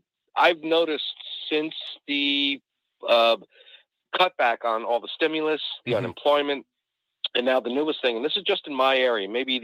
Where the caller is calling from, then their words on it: New Orleans, Louisiana, United States; Hey, Mike. … from New Orleans.